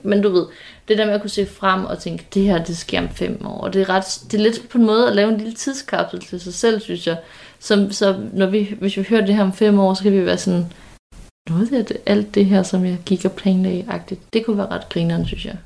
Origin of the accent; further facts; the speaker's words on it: Nyborg, Southern Denmark, Denmark; moved away; da vi havde kattet hjemme i Nyborg, som vi stadigvæk har